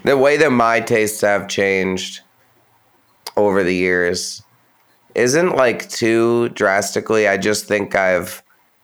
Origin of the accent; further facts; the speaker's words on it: Poughkeepsie area, upstate New York, United States; also born or lived in Brooklyn, New York; now in Jersey City, United States; I grew up near the Poughkeepsie area, like in between Poughkeepsie and Albany